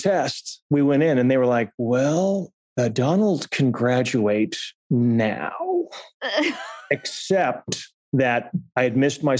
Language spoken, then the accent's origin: English; Chicago, Illinois, United States; born or raised there; moved away as an adult; also born or lived in Germany / New York